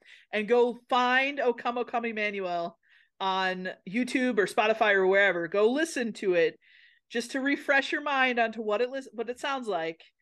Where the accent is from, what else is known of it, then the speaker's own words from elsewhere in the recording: Minnesota, United States; I'm from a place in Minnesota where they have lutefisk things.